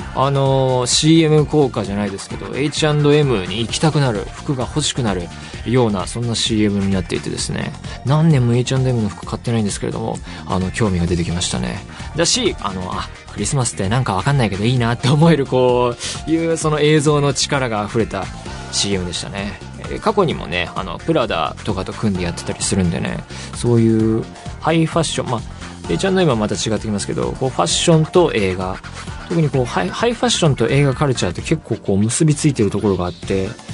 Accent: Saitama, Japan; 埼玉出身

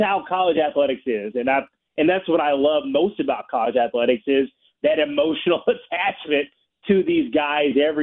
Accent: Kentucky, United States; now in St. Louis, United States; I'm from Kentucky. I went to the University of Kentucky

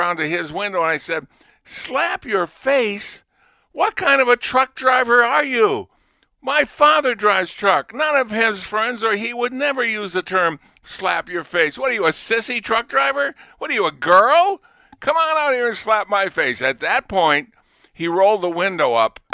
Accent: Lunenburg, Massachusetts, United States; I was from Lunenburg

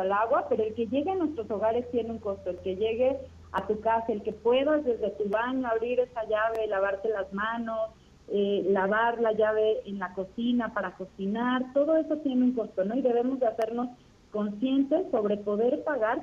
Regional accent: Mexico; como ciudadanos, como mexicanos

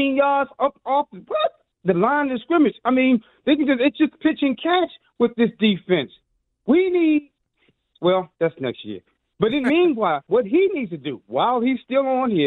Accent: Pittsburgh, Pennsylvania, United States; now in Washington, D.C. area, United States; I'm a transplant from Pittsburgh

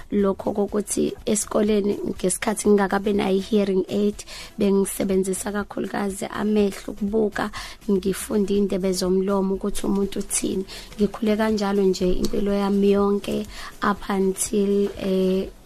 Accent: Umzumbe, KwaZulu-Natal, South Africa; ngizalelwe endaweni yasemakhaya eMzumbe

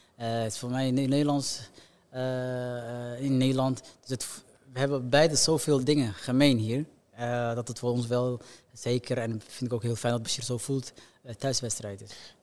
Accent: Somalia; moved away; also born or lived in Belgium / Netherlands; voor ons geboorteland

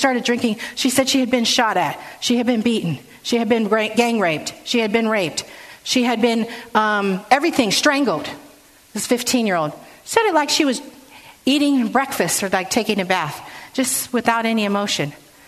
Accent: San Francisco, California, United States; So it was great growing up in San Francisco, and I learned a lot.

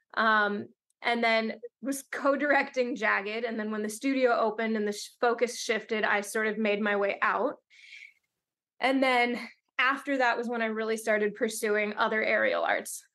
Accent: Seattle, Washington, United States; now in Los Angeles, United States; I grew up in Seattle

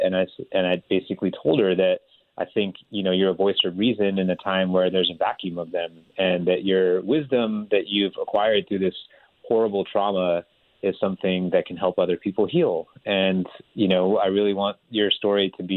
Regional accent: California, United States; also born or lived in India; I grew up in Northern California outside of San Francisco

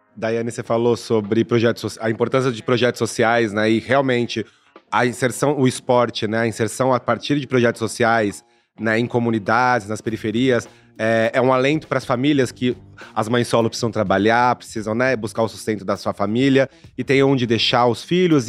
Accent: Brazil; como brasileiro, né, como homem preto nessa socie-, sociedade

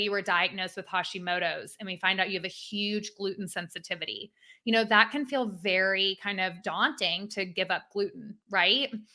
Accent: Atlanta, Georgia, United States; I am an Atlanta native.

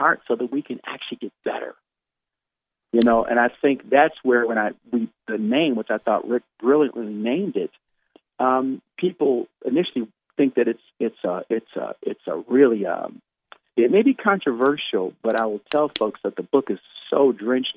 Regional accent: United States; I'm so blessed to be, you know, born in this nation and love my country

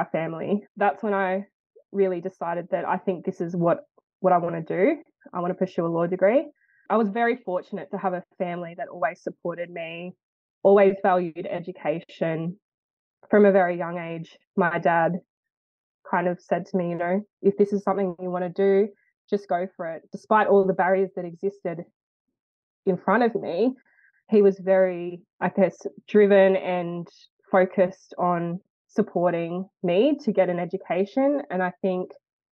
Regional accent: Lithgow, New South Wales, Australia; I grew up in Lithgow, New South Wales, but I'm a proud Wiradjuri and Pacifica Fijian woman

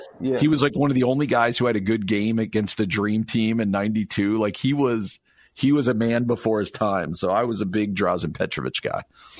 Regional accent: New Jersey, United States; now in Chicago, United States; I was from New Jersey

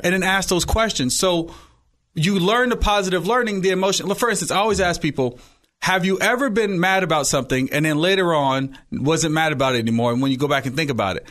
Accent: Oakland, California, United States; also born or lived in Hayward; I was born in Hayward, raised in Oakland

